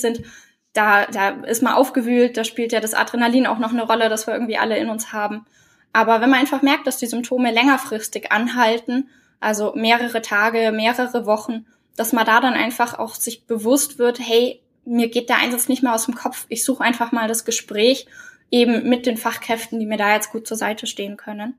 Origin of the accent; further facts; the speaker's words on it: Oberallgäu, Bavaria, Germany; leite bei mir in der Heimat im Oberallgäu das Kriseninterventionsteam